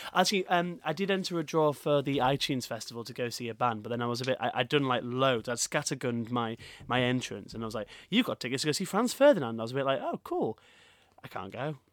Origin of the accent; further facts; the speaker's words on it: Leeds, Yorkshire and the Humber, United Kingdom; Leeds with being, like, my hometown